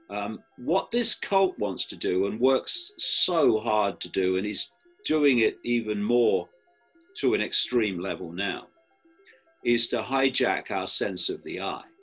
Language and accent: English; United Kingdom; I am a man. I am white. I am British, uh, etc.